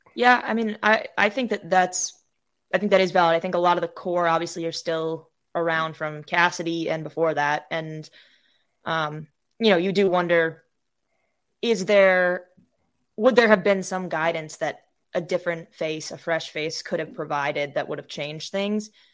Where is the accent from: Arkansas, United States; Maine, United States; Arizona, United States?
Maine, United States; moved away as an adult; also born or lived in Michigan; now in North Carolina, United States; I'm from Maine originally. I was born and raised here